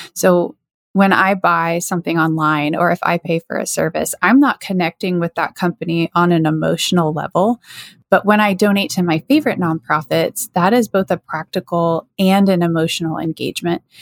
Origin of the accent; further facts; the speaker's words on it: Lakeland, Florida, United States; an organization here in my hometown, uh, Lakeland, Florida